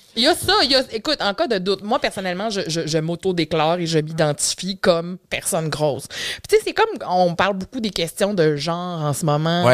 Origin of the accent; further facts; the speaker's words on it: Matane, Quebec, Canada; je suis née grosse. C'est un beau bébé de 10 livres euh, que euh, les, les, infirmières de l'unité de maternité de l'hôpital de Matane